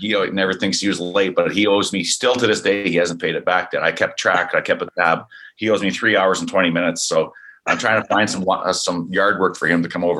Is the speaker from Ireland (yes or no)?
no; Canada; And I know up north, eventually we need one of these Canadian teams to come through for us as being a Canadian.